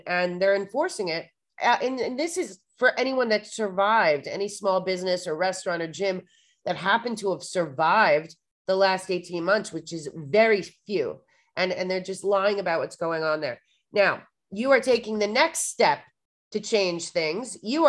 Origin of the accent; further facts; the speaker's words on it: New York City, New York, United States; because I'm from New York City